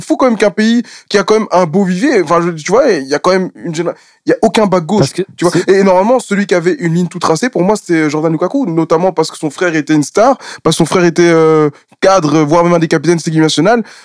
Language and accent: French; Belgium; on est des Belges